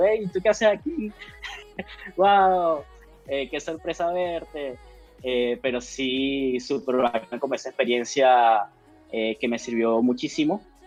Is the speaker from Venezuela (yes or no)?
yes; Venezuela; moved away as an adult; now in Chile; soy venezolano, eh, ya llevo en Chile cuatro años